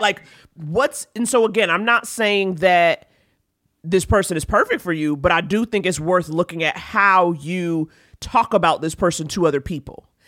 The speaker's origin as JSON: {"language": "English", "region": "New York", "country": "United States", "said": "me as a New Yorker"}